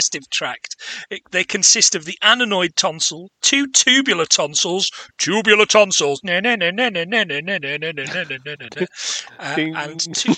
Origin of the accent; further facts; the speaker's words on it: England, United Kingdom; I'm English